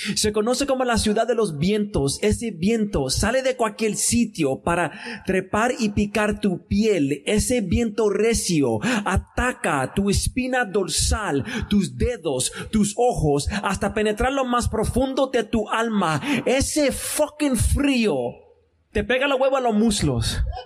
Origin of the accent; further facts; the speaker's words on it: Chicago, Illinois, United States; no soy nacido y criado en Chicago